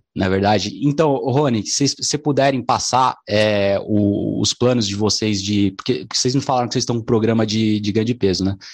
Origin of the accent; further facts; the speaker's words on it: São Paulo, Brazil; Eu sou aqui de São Paulo